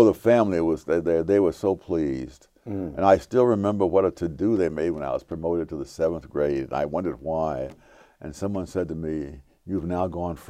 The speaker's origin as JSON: {"language": "English", "town": "New York City", "region": "New York", "country": "United States", "tie": "born or raised there", "also_born_or_lived": "North Carolina", "said": "when I first got to Harlem, I was not regarded as a pretty smart kid because I'd come out of the South"}